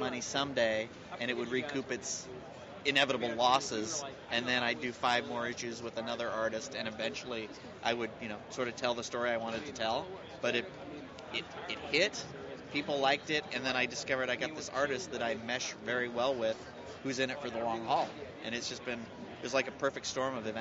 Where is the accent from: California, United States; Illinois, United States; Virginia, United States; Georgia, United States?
California, United States; Northern; growing up in Northern California